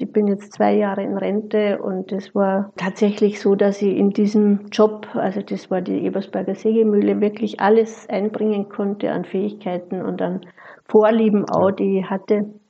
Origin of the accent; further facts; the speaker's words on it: Austria; moved away as an adult; also born or lived in Vienna / Fellbach, Germany; now in Germany; Bin gebürtige Österreicherin, habe die Ausbildung in Wien gemacht